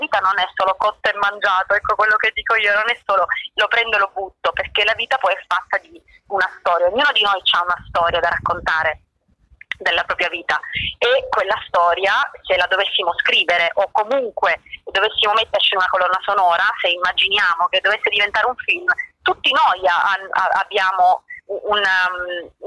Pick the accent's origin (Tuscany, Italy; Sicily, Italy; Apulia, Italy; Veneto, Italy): Sicily, Italy